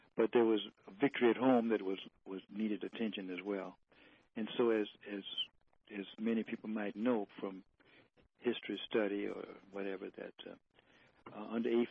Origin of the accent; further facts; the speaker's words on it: Detroit, Michigan, United States; I lived in Detroit. I was born in Detroit